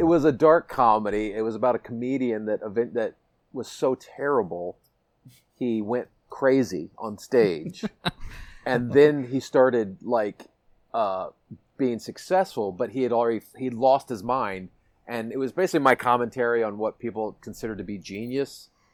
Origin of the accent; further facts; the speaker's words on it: Washington, District of Columbia, United States; moved away; my hometown of dc